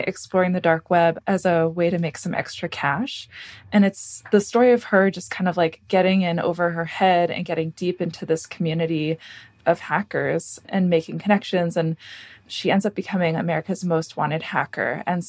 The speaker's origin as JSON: {"language": "English", "town": "Burlington", "region": "Vermont", "country": "United States", "said": "I'm actually from Burlington, Vermont"}